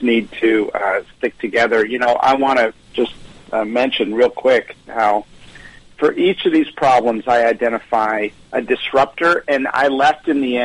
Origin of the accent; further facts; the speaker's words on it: near the Amish country of Pennsylvania, United States; growing up near the Amish country of Pennsylvania